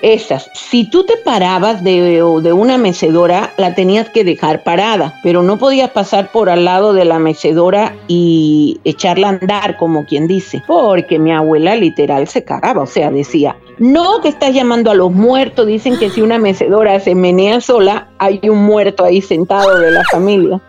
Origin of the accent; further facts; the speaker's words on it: Havana, Cuba; moved away as an adult; also born or lived in Mexico; yo crecí en La Habana pero mataperría en el campo